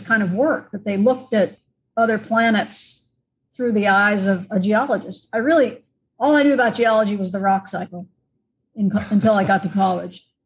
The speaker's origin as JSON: {"language": "English", "region": "Southern Connecticut", "country": "United States", "tie": "born or raised there", "said": "I grew up in Southern Connecticut in kind of an outdoors context"}